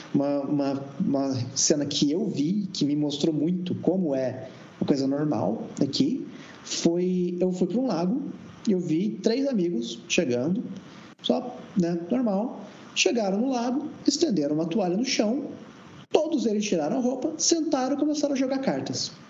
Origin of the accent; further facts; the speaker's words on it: Brazil; also born or lived in Curitiba, Brazil; now in Berlin, Germany; quando eu era criança no, no Brasil